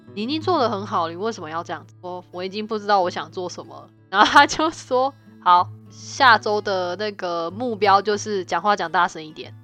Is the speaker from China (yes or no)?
no; Taiwan; moved away as an adult; now in Canada; 像我们台湾